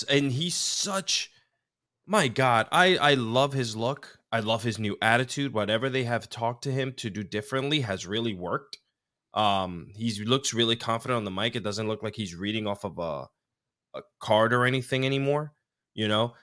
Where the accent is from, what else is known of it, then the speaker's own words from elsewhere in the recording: Mayagüez, Puerto Rico; I was born in Centro Medico, Mayagüez, Puerto Rico, which is southwest, I, part of the island, which is about three and a half hours from San Juan. Um, I grew up on the beach